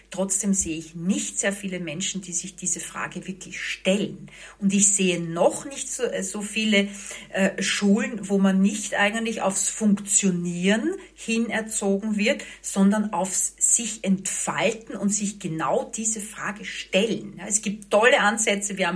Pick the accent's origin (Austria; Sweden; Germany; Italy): Austria; Vienna; ich bin eine geborene Wienerin.